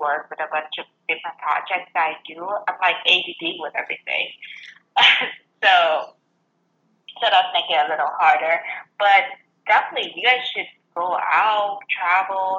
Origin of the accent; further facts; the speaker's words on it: Vietnam; English is a second language; moved away as an adult; now in United States; I came from Vietnam